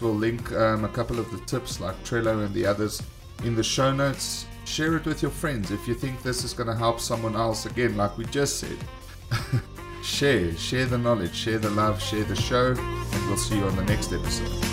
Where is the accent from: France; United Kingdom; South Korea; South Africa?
South Africa; we are from South Africa